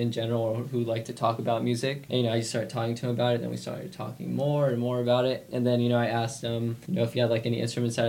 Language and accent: English; Turlock, California, United States; I was born in Turlock, raised in Turlock, been here forever